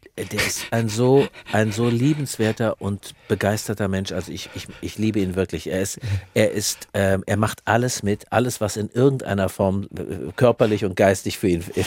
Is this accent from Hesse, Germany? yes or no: yes; countryside near Frankfurt, Hesse, Germany; Da, wo ich herkomme, ich habe ich hab die Pubertät in, äh, in, in, auf dem Land oder in der Nähe von Frankfurt erlebt